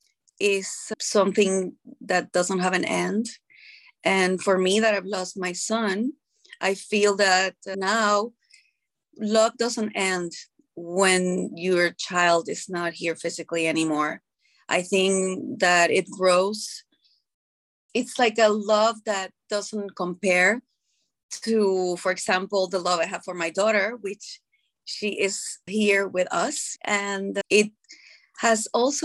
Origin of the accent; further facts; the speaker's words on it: Puerto Rico; I am from Puerto Rico